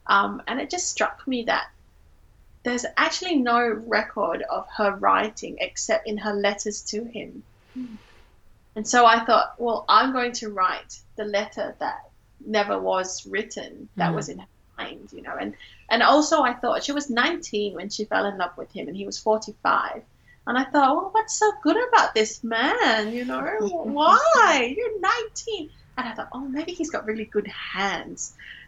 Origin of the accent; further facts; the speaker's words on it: Singapore; now in Australia; growing up in Singapore, I was part of the dominant cultural group of Singaporean Chinese people.